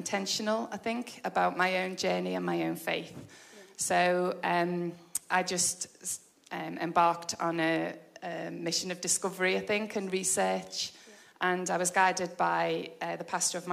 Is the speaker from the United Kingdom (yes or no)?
yes; Liverpool, North West England, United Kingdom; moved away as an adult; also born or lived in Portugal; now in Warrington, United Kingdom; I'm originally from Liverpool. I'm 50 years old. I am married with 4 children. Lived in Liverpool until I got married